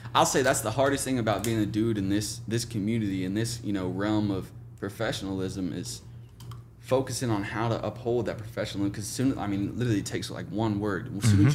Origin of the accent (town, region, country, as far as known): Oklahoma, United States; born or raised there; moved away as an adult; now in Jacksonville, United States